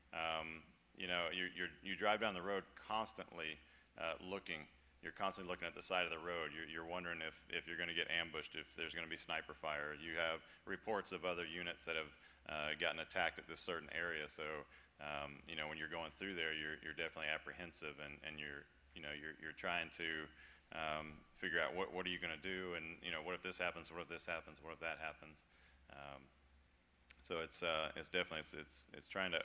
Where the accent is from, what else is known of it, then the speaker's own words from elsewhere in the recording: Florida, United States; moved away as an adult; I was born and raised in Florida, lived in Florida my whole life